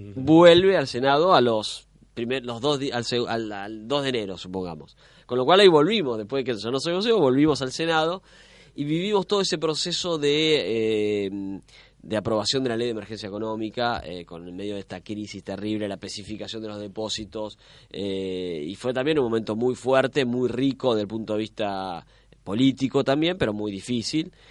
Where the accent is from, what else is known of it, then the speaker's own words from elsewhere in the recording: La Plata, Buenos Aires Province, Argentina; yo iba al Colegio Nacional de La Plata, soy de La Plata